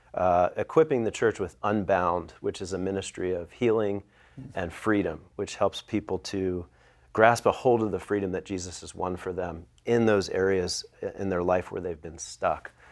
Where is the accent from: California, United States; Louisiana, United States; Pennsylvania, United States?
Pennsylvania, United States; Philadelphia; I'm from the Philadelphia area